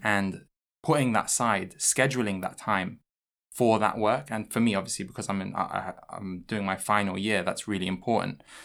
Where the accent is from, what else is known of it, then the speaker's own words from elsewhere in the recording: London, United Kingdom; moved away as an adult; now in Newcastle, United Kingdom; I'm from London